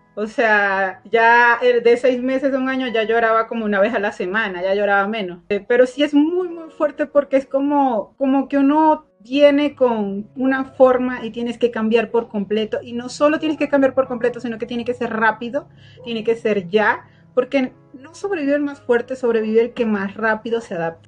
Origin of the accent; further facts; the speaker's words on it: Venezuela; moved away as an adult; now in Mexico; Soy de Venezuela, somos paisanos